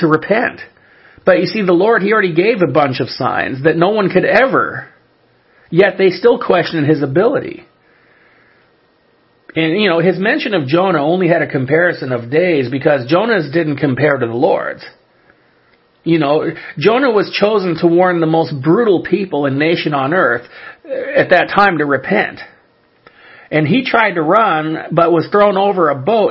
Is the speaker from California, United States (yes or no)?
yes; California, United States; I'm originally born and raised in California